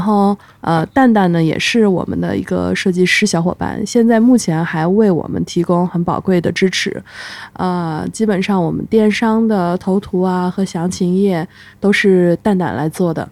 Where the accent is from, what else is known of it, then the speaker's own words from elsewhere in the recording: Kunming, Yunnan, China; 我是土生土长的昆明人，昆明人是出了名的家乡堡